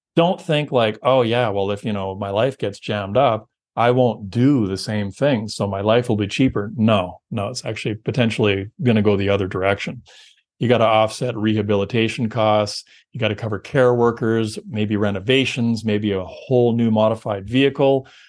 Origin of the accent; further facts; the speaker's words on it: Canada; we're Canadian